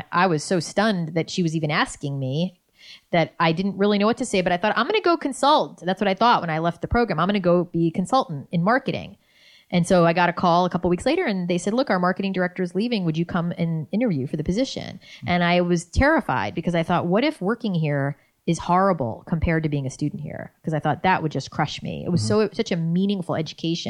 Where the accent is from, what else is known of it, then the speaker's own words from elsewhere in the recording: New York, United States; moved away as an adult; also born or lived in Boston / Los Angeles; I was a cynical New Yorker